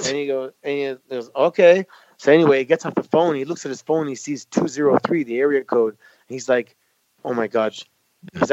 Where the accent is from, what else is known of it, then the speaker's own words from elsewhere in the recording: Mississauga, Ontario, Canada; Growing up in Mississauga at the time that we did